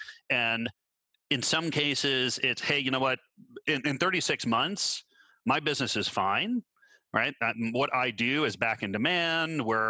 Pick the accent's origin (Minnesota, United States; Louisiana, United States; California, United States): Minnesota, United States; moved away; also born or lived in Canada; I grew up in Minnesota.